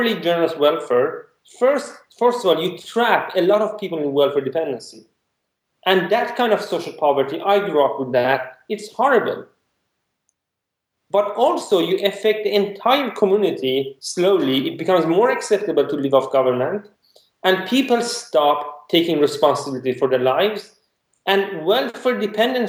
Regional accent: Iran; I'm from Iran

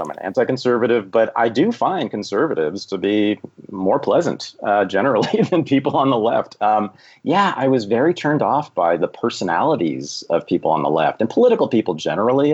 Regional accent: Berkeley, California, United States; I was born in Berkeley, California in 1965

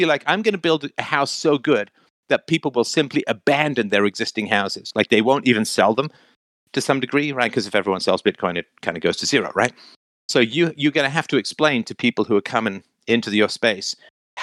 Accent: England, United Kingdom; When I was a kid growing up in England

